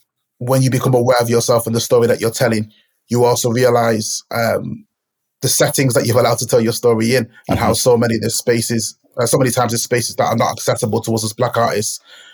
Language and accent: English; Manchester, North West England, United Kingdom; growing up in Moss Side in Manchester at a time when it was dubbed as Gunchester